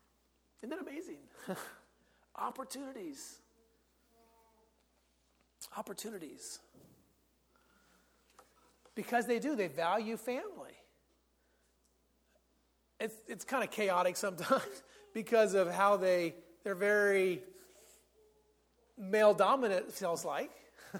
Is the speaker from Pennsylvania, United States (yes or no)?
yes; Pennsylvania, United States; I told the director that I'd grown up in Pennsylvania.